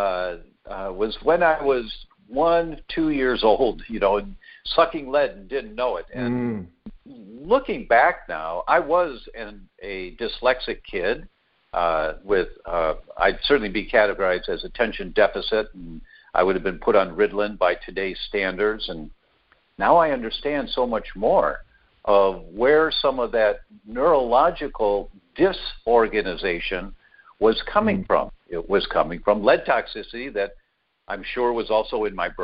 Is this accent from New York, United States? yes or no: no; Detroit, Michigan, United States; moved away as an adult; also born or lived in Chicago, Illinois; now in California, United States; I was born in Detroit, born and raised, first 18 years